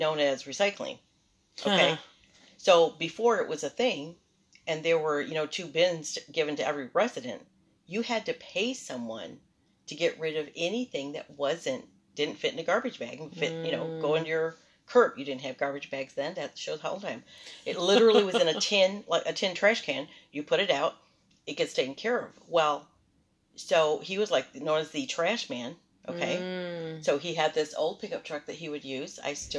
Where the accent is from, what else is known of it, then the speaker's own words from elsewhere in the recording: United States; first language Spanish; English is a second language; we were all born and raised here in the United States